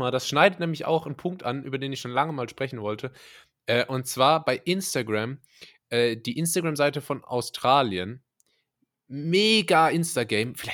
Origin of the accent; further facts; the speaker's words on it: Germany; ich bin hier so aufgewachsen in Deutschland